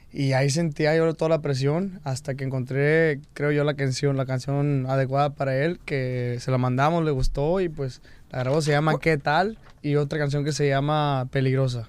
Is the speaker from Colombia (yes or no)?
no; Mexico; cuando estoy aquí en Estados Unidos siento que porto mi bandera de México